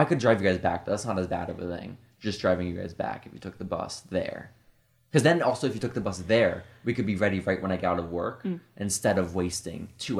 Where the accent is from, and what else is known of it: Texas, United States